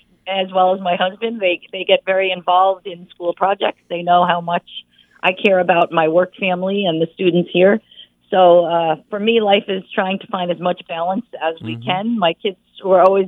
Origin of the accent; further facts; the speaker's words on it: Long Island, New York, United States; moved away as an adult; also born or lived in Providence, Rhode Island; now in Massachusetts, United States; I actually am a native New Yorker. I grew up on Long Island.